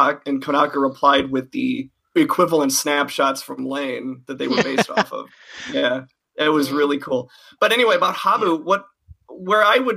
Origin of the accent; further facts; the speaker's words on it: Wisconsin, United States; accent: thick Wisconsin; my thick Wisconsin accent.